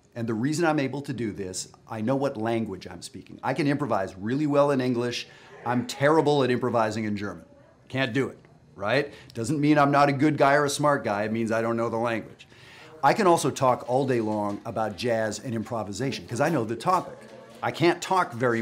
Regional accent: Western Canada, Canada; I'm from Western Canada

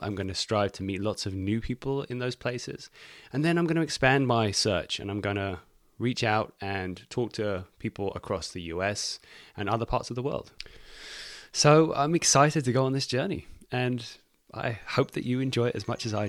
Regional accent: England, United Kingdom; now in United States; I'm English. I don't know if you can tell from my accent. Congratulations if you've figured it out. It's become a bit of a mess amongst my travels. We live in Northern California on the coast.

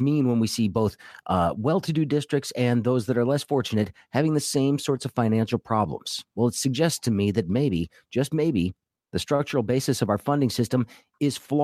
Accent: Grosse Pointe, Michigan, United States; my hometown of Grosse Pointe

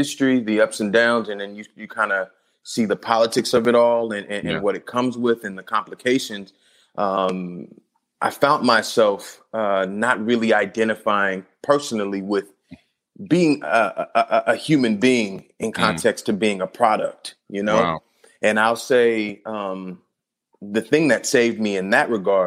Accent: Compton, California, United States; I'm born and raised in Compton

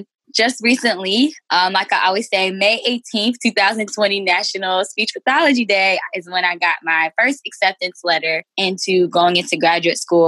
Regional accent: New Jersey, United States; also born or lived in Washington / Massachusetts / Maryland; I'm from Jersey, grew up, born and raised here.

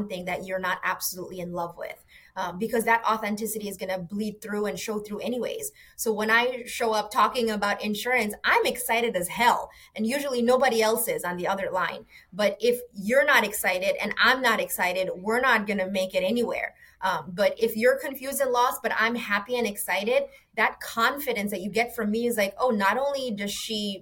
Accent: New York City, New York, United States; moved away as an adult; also born or lived in Bangladesh; now in Florida, United States; growing up in New York City in that classic immigrant story

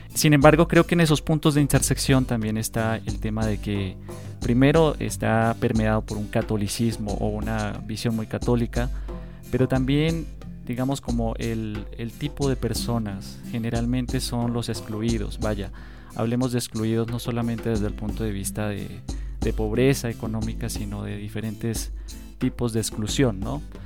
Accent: Colombia; uno como colombiano

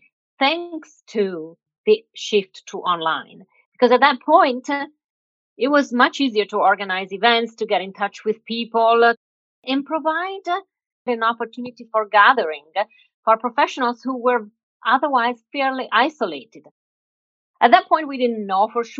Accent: Milan, Lombardy, Italy; moved away as an adult; I was born and raised in Milan

